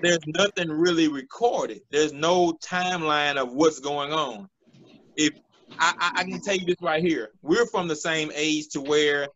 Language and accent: English; Hazlehurst, Mississippi, United States; now in Jackson, United States; I'm originally from Hazelhurst, Mississippi. I'm here in Jackson, Mississippi right now.